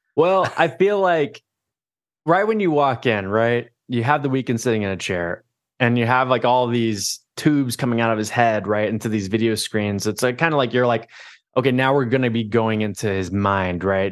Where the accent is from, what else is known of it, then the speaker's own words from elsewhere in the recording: Orlando, Florida, United States; moved away; I grew up in Orlando, Florida